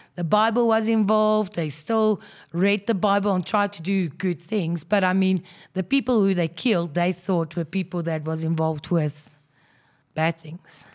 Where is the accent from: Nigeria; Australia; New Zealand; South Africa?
South Africa; Krugersdorp, Gauteng; born and bred in Krugersdorp, so basically went to school there